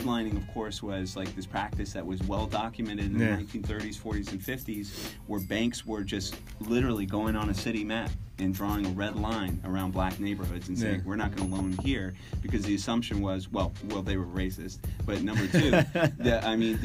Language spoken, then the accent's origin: English; Atlanta, Georgia, United States; Atlanta's always, my hometown, is always blown up